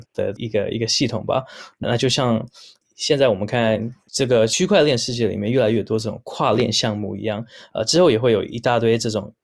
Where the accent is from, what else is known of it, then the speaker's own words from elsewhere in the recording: Vancouver, British Columbia, Canada; moved away as an adult; now in Taiwan; 我出生在加拿大温哥华。那虽然留着是有台湾的血统，不过其实也是近几年才真的有机会到台湾发展